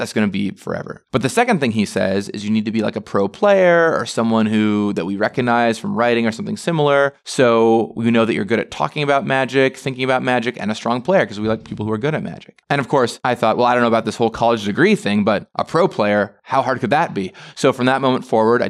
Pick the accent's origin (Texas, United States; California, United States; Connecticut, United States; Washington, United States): Washington, United States; Edmonds; I grew up in a little town called Edmonds, Washington